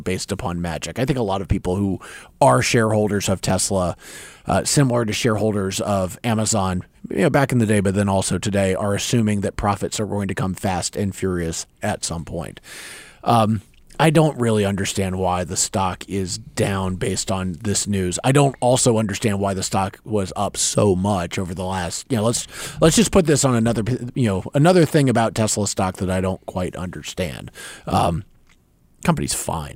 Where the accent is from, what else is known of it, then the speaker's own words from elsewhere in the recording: North Carolina, United States; moved away; I remember growing up in North Carolina